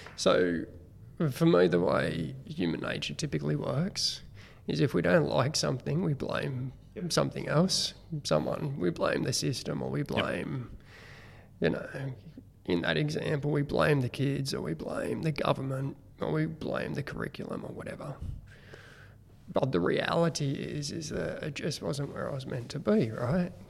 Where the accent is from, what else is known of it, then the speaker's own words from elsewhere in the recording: Killcare, New South Wales, Australia; I actually grew up at Kilcare, which is, um, well, back then it was a really small uh, community